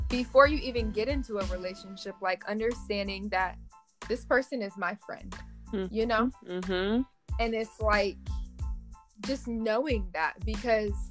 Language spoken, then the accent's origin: English; Cincinnati, Ohio, United States; I'm from Cincinnati, Ohio.